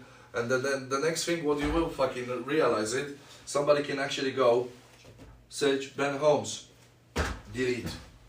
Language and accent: English; Poland; English is a second language; now in United Kingdom